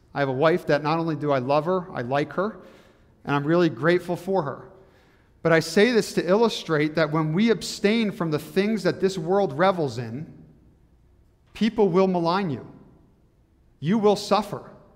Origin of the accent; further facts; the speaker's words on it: New Jersey, United States; moved away as an adult; now in Michigan, United States; I grew up in New Jersey